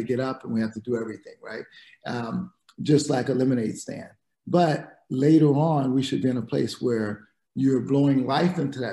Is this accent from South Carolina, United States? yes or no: yes; South Carolina, United States; moved away; also born or lived in Dominican Republic; I grew up in South Carolina